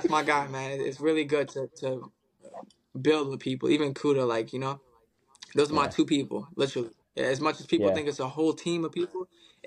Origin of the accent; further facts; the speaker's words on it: Dubai, United Arab Emirates; now in Melbourne, Australia; me growing up in Dubai and my mom's from Detroit, Michigan